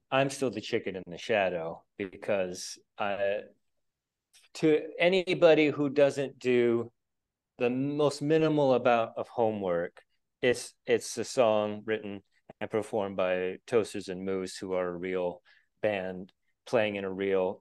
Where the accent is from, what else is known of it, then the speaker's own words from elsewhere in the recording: Stockton, California, United States; now in San Francisco, United States; I'm from Stockton, California, which is technically Northern California, I guess, but that's more the Central Valley